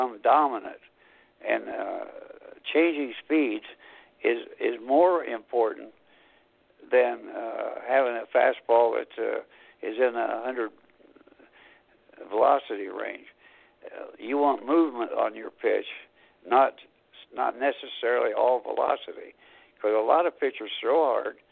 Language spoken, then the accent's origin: English; Anderson, Indiana, United States; Anderson College, a small school in my hometown.